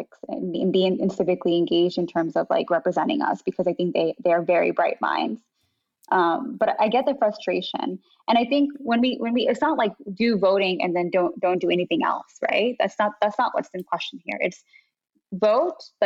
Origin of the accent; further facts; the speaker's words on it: United States; as Muslim American kids growing up.